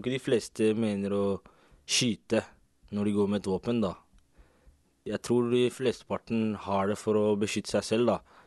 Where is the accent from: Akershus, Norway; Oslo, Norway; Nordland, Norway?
Oslo, Norway; Jeg også er fra Oslo.